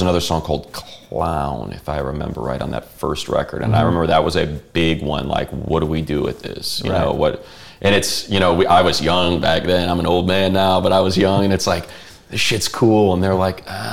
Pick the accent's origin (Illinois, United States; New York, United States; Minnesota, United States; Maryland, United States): Illinois, United States; Chicago; I grew up in Chicago on bands like Wax Trax bands